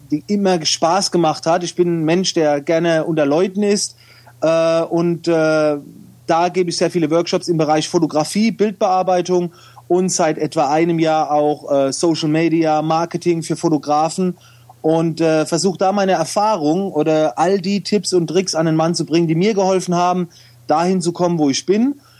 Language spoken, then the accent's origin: German; Oftersheim, Baden-Württemberg, Germany; aber ich komme aus der Nähe von Mannheim